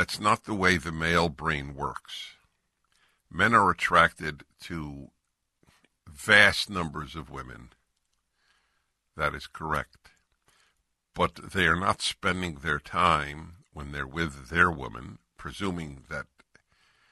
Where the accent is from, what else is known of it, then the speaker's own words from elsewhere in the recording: California, United States; I'm from California.